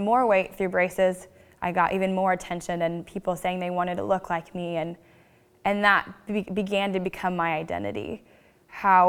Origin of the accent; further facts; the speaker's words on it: St. Joseph, Missouri, United States; also born or lived in Washington, Missouri; I grew up in St. Joseph, Missouri, near Kansas City